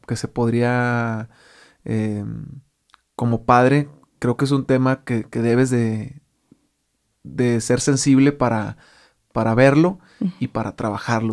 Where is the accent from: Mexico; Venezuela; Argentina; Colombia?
Mexico; como muchos mexicanos hacemos eso